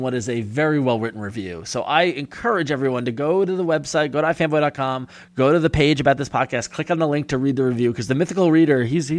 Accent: Long Island, New York, United States; I was from Long Island.

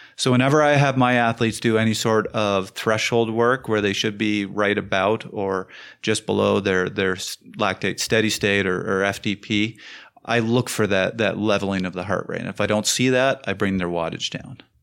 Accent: Canada

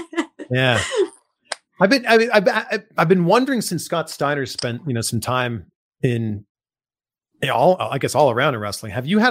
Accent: Toronto, Ontario, Canada; now in Cincinnati, United States; I'm from Toronto. I was home for Christmas

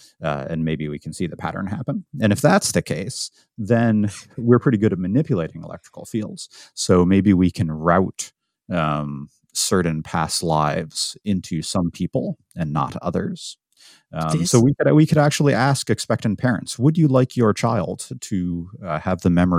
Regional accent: Syracuse, New York, United States; born there; Well, they were from New England, but I was born in Syracuse, New York.

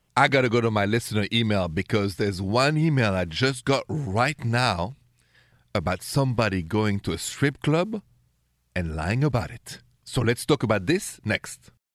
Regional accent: Paris, Île-de-France, France; accent: thick French; English is a second language; moved away; I have a thick French accent because I'm from France, from Paris originally

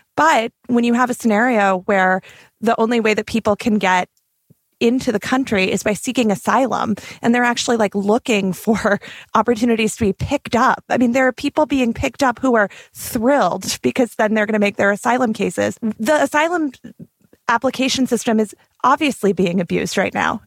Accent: the West, United States; also born or lived in Arizona; as a Westerner, as a person who grew up going to school, going to public high school with dreamers

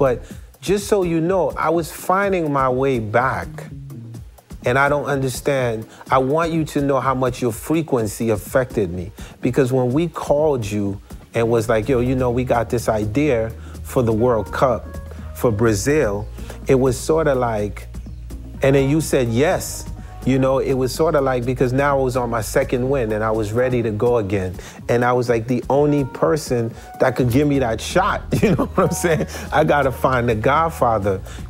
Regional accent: Haiti; So for me, I came from Haiti after trying to become president of a country.

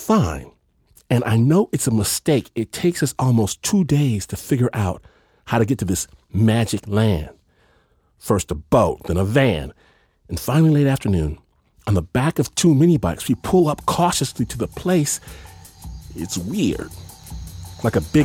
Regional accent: United States; being American

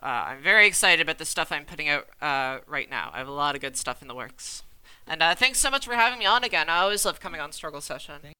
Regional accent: Canada; I'm Canadian

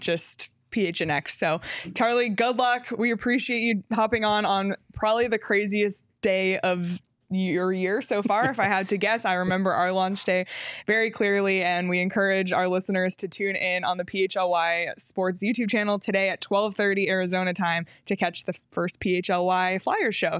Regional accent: Toronto, Ontario, Canada; moved away; growing up in Toronto

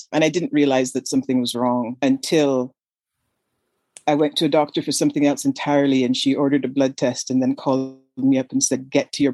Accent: Canada; moved away as an adult; now in United States; I'm from Canada

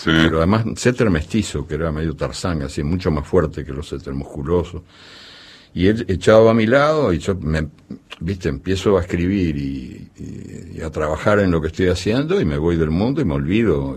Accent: Uruguay; also born or lived in Argentina; yo soy uruguayo y argentino también

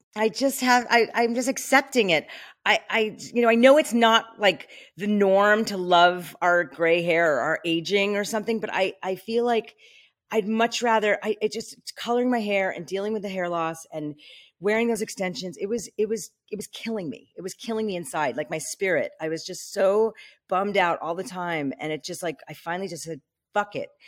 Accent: New York, United States; moved away as an adult; now in Malibu, United States; I'm from New York. I'm a New Yorker through and through

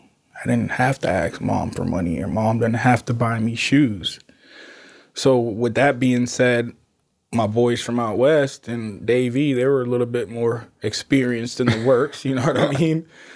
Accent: Jamaica; Y'all, I'm Jamaican. That's like, you know what I mean? It's like a natural thing.

